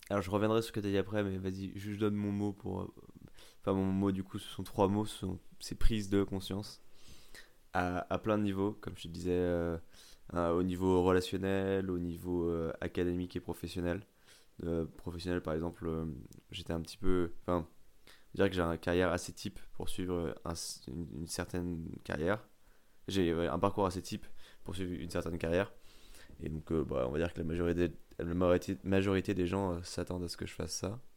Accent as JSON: {"language": "French", "country": "France", "said": "je suis un bon français"}